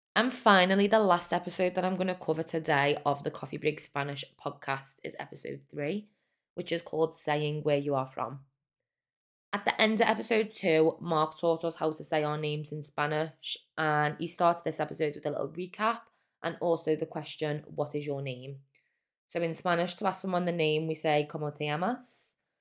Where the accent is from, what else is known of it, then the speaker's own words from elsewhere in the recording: Liverpool, North West England, United Kingdom; I'm from Liverpool, England.